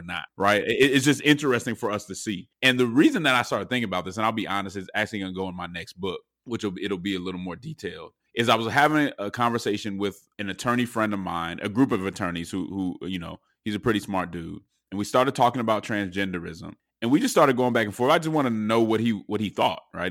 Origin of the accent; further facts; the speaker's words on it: Denver, Colorado, United States; I'm from Denver